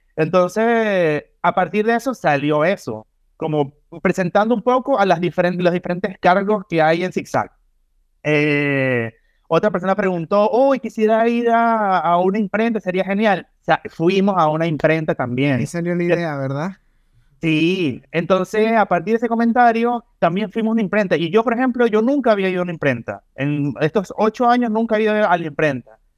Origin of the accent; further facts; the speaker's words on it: Venezuela; moved away as an adult; now in Chile; Yo cuando chico, allá en Venezuela